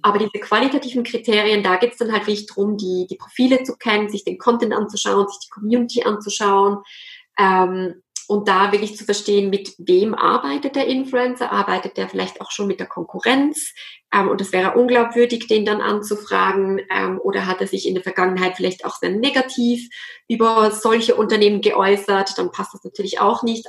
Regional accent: Basel, Basel-Stadt, Switzerland; moved away as an adult; also born or lived in French-speaking Switzerland / Zürich; Ich komme ursprünglich aus Basel, was man jetzt im Hochdeutschen nicht hört

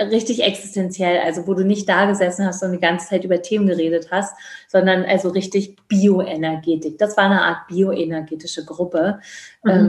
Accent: East Germany, Germany; Ich komme ja aus dem Osten, äh, was ich auch wirklich, also ich kann auch nur sagen, wirklich sehr liebe, dass ich den Teil, also dass ich den Teil, bis ich 22 oder 21

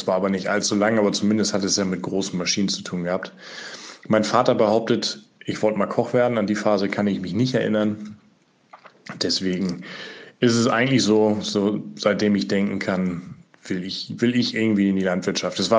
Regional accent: Schleswig-Holstein, Germany; Ich bin aufgewachsen in Schleswig-Holstein, genauer in Ostholstein und bin da groß geworden auf einem landwirtschaftlichen Betrieb.

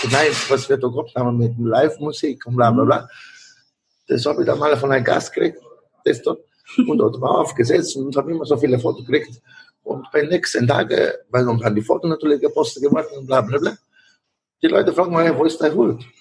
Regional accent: Italy; German is a second language; moved away; Ich bin da, als Italiener bin hergekommen und habe die Möglichkeit, für Restaurants zu haben.

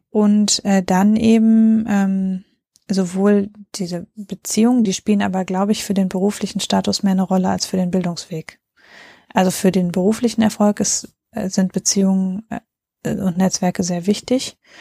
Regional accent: North Rhine-Westphalia, Germany; ich komme ja auch aus NRW

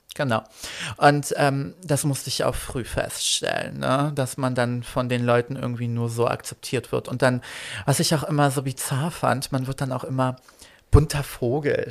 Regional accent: Berlin, Germany; German is a second language; also born or lived in Poland; ursprünglich geboren in Polen, zugezogen mit äh, vier Jahren nach Berlin

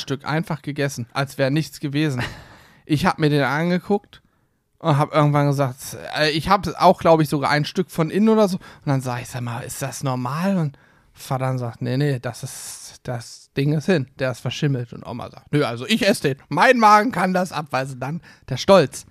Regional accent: Hesse, Germany; Ich bin ja eigentlich ein Hesse. Meine Eltern sind beide aus Hessen.

